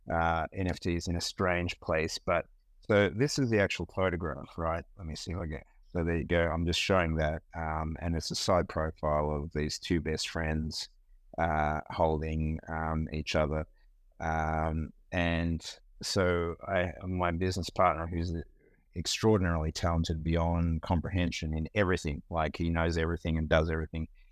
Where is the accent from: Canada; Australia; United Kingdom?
Australia; Melbourne, Victoria; born or raised there; moved away as an adult; now in United States